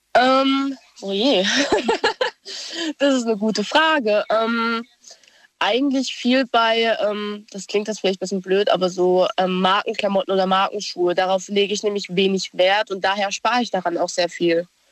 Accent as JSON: {"language": "German", "town": "Idar-Oberstein", "region": "Rhineland-Palatinate", "country": "Germany", "said": "ich bin aus Ida Oberstein"}